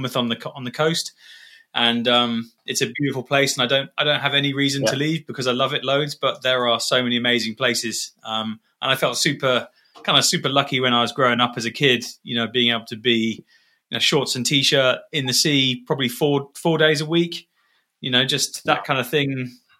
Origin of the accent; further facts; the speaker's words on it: Dubai, United Arab Emirates; moved away as an adult; I grew up in Dubai. I was born there in 81 and lived there for 18 years.